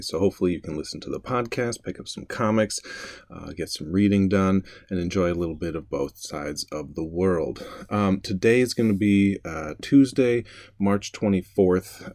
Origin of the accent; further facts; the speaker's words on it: Wilmette, Illinois, United States; moved away as an adult; also born or lived in San Francisco; now in Austin, United States; I grew up in Wilmette, just outside of Chicago